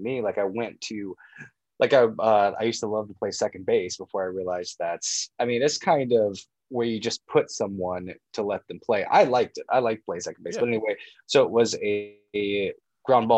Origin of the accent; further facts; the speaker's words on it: Alma, Kansas, United States; I grew up in Alma, Kansas